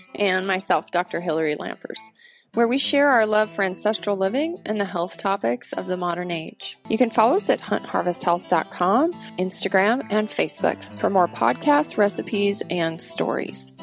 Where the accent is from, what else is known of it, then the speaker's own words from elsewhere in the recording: Montana, United States; moved away as an adult; also born or lived in Washington; my home state of Montana